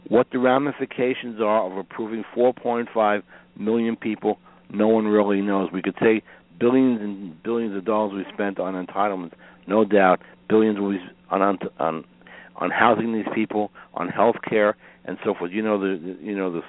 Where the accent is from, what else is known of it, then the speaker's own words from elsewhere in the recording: New York City, New York, United States; I grew up in Brooklyn, New York